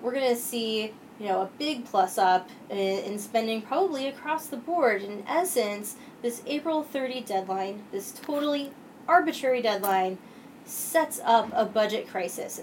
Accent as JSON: {"language": "English", "town": "Williamsport", "region": "Pennsylvania", "country": "United States", "tie": "born or raised there", "moved": "yes", "lives_now": "Washington, D.C., United States", "said": "I grew up in North Central Pennsylvania, Williamsport, home of Little League Baseball."}